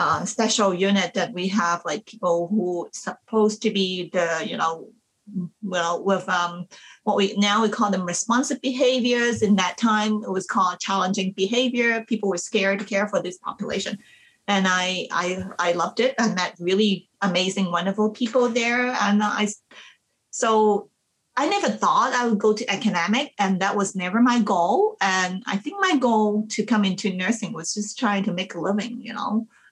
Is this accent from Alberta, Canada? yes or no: no; Manitoba, Canada; now in British Columbia, Canada; I came from Manitoba, you know, to British Columbia, like from the rural areas to the urban area.